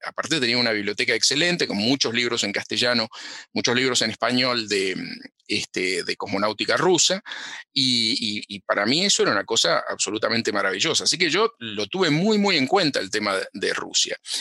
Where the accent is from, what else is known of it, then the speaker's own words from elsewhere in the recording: Cañuelas, Buenos Aires Province, Argentina; moved away as an adult; now in United States; yo nací en Cañuelas, sí, sí, sí, nací en Cañuelas